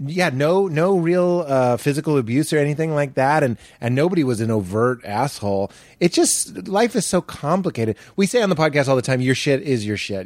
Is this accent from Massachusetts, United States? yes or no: yes; Boston, Massachusetts, United States; moved away; I'm from Boston, it's such a sports place